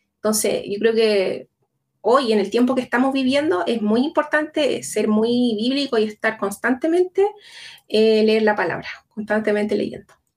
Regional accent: Chile; accent: Chilean; yo soy chilena, vivo en Santiago

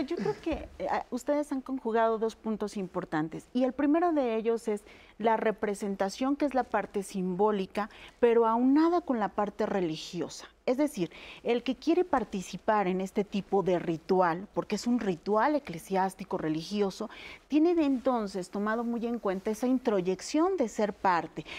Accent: Mexico; los que somos mexicanos

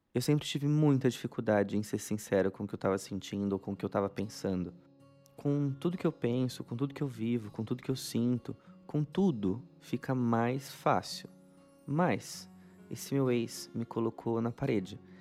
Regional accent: São Paulo, Brazil; eu nasci em São Paulo, mas meus pais são do Paraná. Eles nasceram lá e vieram para cá começar a vida aqui em São Paulo

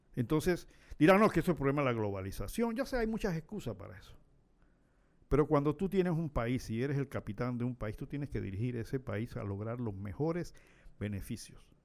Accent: Panama

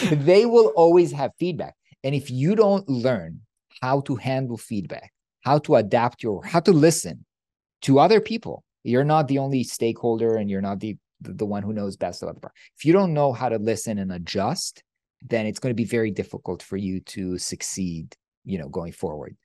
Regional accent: Israel; I come from Israel

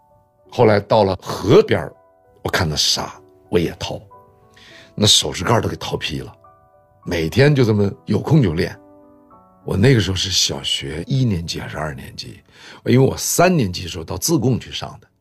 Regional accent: Deyang, Sichuan, China; also born or lived in Luoyang / Hubei / Shanghai; 我生在洛阳。完了，长在四川、湖北。其实我出生地洛阳，我没怎么生活过。很小，我妈妈把我们就送回上海了。完了，又把我们从上海接到四川。我们到了四川以后呢，在德阳的第二重型机械厂

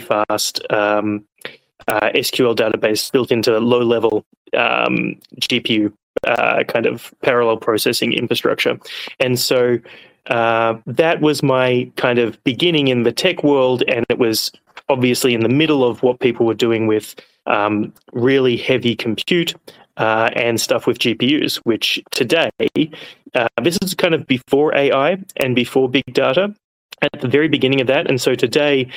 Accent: Australia; moved away as an adult; also born or lived in Hong Kong / United States; now in London, United Kingdom; I'm an Australian.

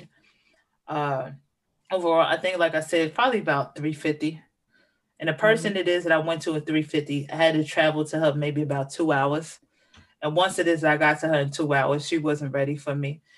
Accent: New York City, New York, United States; I'm from Manhattan

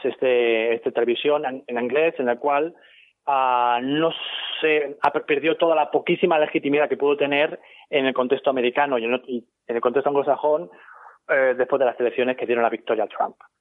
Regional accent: Ciudad Real, Castilla-La Mancha, Spain; moved away as an adult; also born or lived in Brussels, Belgium; now in New York, United States; yo soy de Ciudad Real originalmente, que dejé hace 16 años España

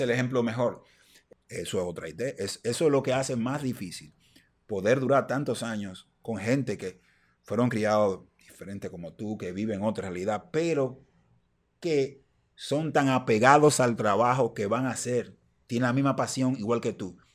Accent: Dominican Republic; nosotros somos dominicanos

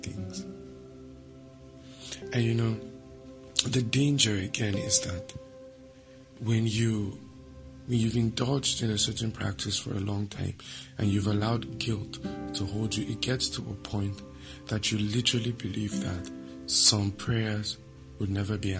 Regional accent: Nigeria; I'm a Nigerian

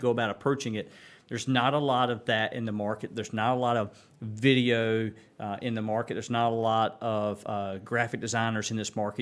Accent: Kinston, North Carolina, United States; Kinston was home for me. I mean, so I knew back in seventh grade I was gonna live back

